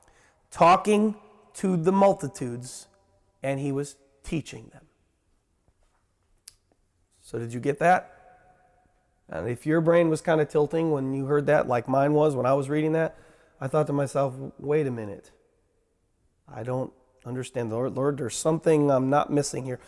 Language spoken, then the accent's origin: English; United States